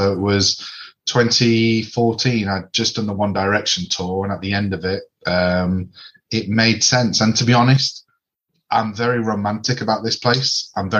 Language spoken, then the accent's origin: English; Manchester, North West England, United Kingdom; moved away as an adult; also born or lived in Dublin; born in Dublin, but raised in Manchester from the age of two.